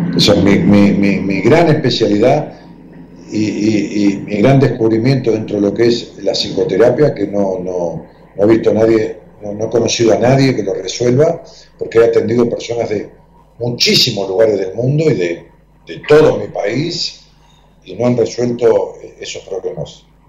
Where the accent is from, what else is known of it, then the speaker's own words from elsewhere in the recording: Ramos Mejía, Buenos Aires Province, Argentina; en Ramos Mejía, donde yo nací también y viví muchos años